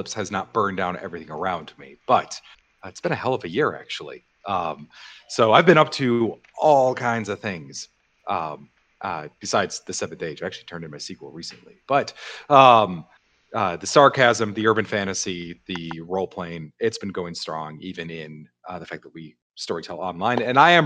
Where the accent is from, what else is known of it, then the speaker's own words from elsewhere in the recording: Chicago, Illinois, United States; I'm from Chicago